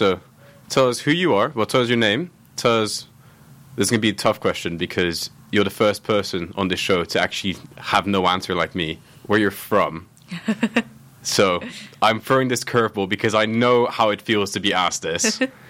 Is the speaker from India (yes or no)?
no; Oman; only now can I give an actual answer of I grew up in Oman because my parents have actually settled there and are not going to leave and they're permanently settled.